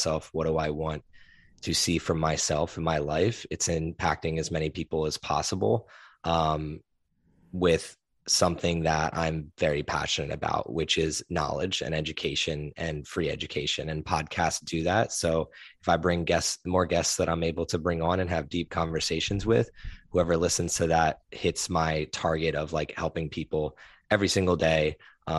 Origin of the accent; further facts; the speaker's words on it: East Coast, United States; born there; also born or lived in Philadelphia / New Jersey / New York / Nashville; now in Austin, United States; I was born on the East Coast, though. Kind of moved around from Philly to New Jersey to New York, right outside New York, to Nashville, to Houston, to now here in Austin, Texas.